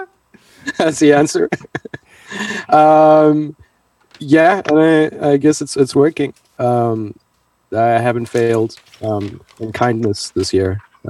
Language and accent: English; South Africa; also born or lived in Boston / Spain; now in Los Angeles, United States; I grew up in South Africa, born and raised. Then I moved out to Boston, and from Boston, I stayed a year in Spain, and then to Los Angeles.